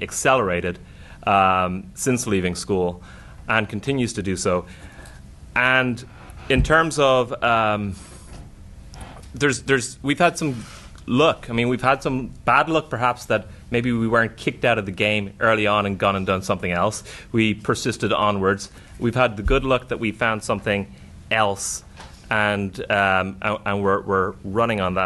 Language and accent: English; Dublin, Leinster, Ireland; moved away as an adult; also born or lived in New York; I grew up in Dublin when it was huge unemployment